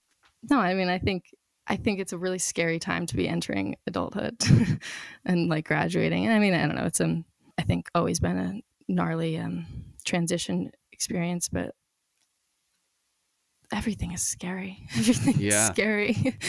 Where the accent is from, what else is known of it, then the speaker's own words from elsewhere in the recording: Santa Barbara, California, United States; also born or lived in New Jersey / New York; So I was born in New Jersey. I lived in New York until I was in like third grade, then California since then.